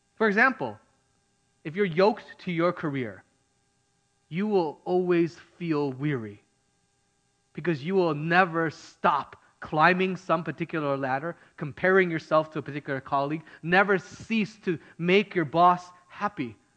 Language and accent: English; Midwest, United States; now in California, United States; I grew up in the Midwest